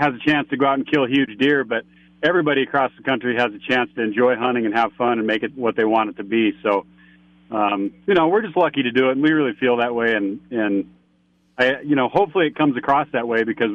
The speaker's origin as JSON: {"language": "English", "town": "Spearfish", "region": "South Dakota", "country": "United States", "moved": "yes", "lives_now": "Lindstrom, United States", "said": "I'm from Spearfish, South Dakota originally"}